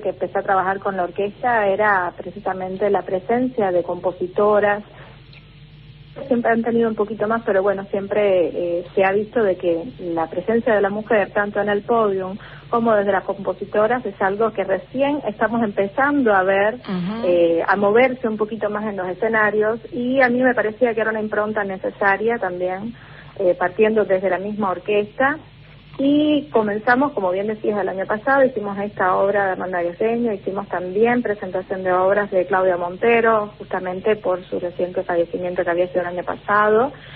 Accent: Matanzas, Cuba; en mi provincia natal, en la ciudad de Matanzas

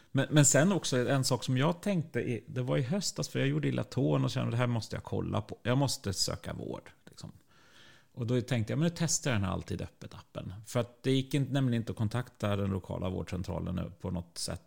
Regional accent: Sweden; vi som svenskar

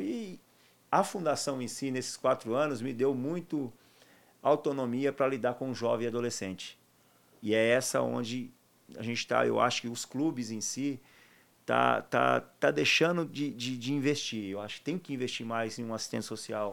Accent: Taquaritinga, São Paulo, Brazil; moved away; also born or lived in Jaú / Barcelona; natural de Taquaritinga

